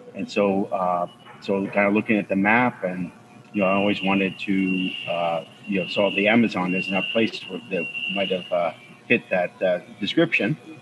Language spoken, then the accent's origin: English; Bronxville, New York, United States; Bronxville, where I'm from, my hometown